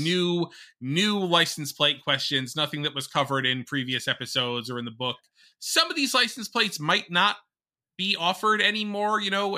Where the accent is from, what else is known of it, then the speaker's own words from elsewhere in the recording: Connecticut, United States; my home state of Connecticut.